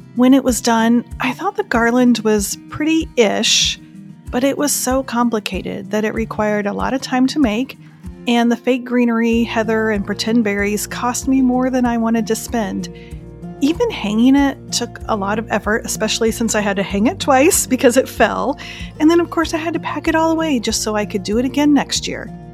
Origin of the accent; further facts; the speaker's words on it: Indiana and Iowa, Midwest, United States; now in North Carolina, United States; growing up in Indiana and Iowa